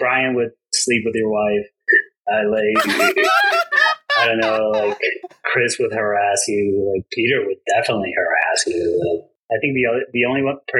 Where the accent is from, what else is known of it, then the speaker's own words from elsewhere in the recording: Colombia; moved away; also born or lived in El Salvador / United States; I was born in El Salvador, but I consider myself from Colombia because I grew up there and like half my family is from Colombia